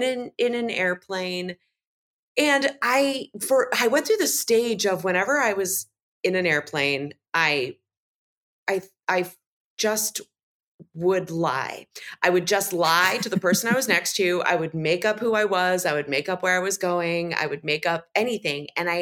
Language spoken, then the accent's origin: English; New Zealand; also born or lived in Australia; well, I'm from New Zealand, but like I spent some time in Australia. So there's like a little bleed over.